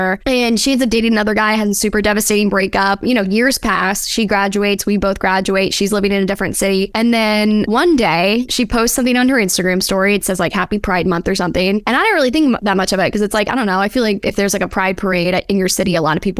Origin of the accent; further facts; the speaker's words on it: Jacksonville, Florida, United States; moved away as an adult; my hometown of Jacksonville, Florida